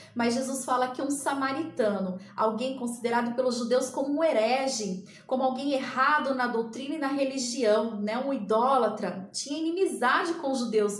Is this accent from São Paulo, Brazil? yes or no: yes; Ribeirão Preto, São Paulo, Brazil; eu sou aqui de Ribeirão Preto, no interior de São Paulo